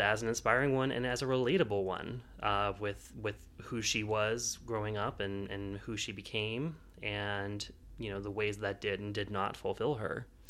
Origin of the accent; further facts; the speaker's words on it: Pittsburgh, Pennsylvania, United States; I am from Pittsburgh